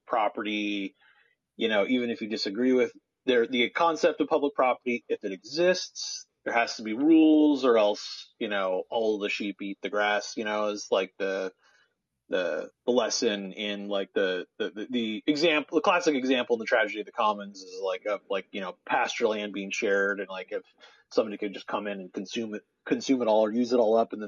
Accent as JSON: {"language": "English", "town": "Portland", "region": "Oregon", "country": "United States", "tie": "born or raised there", "said": "Portland's my hometown, if anyone didn't know. And I used to like on the weekends play in like all the fountains in downtown Portland"}